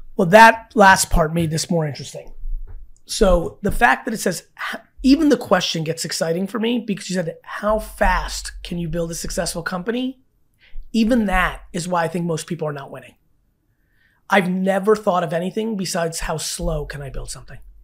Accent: New Jersey, United States; I grew up in Jersey my whole life

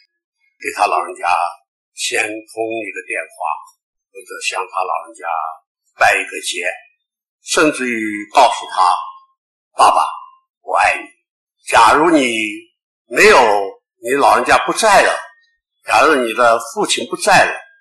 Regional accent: Taiwan; 在我们中国人，在我们台湾中华民国

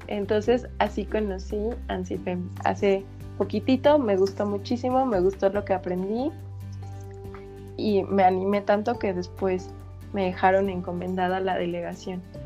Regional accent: Metepec, State of Mexico, Mexico; Yo soy del centro de la República, de un lugar que se llama Metepec, que está en el Estado de México

